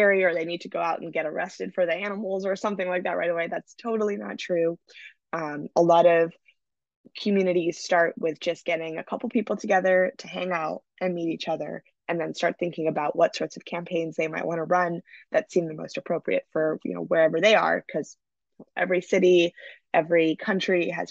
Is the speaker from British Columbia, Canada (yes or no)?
yes; Vancouver, British Columbia, Canada; moved away as an adult; now in California, United States; my hometown of Vancouver